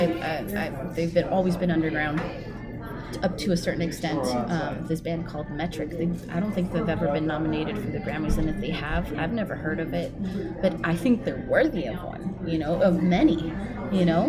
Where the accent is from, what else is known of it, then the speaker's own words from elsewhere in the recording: San Diego, California, United States; I'm from San Diego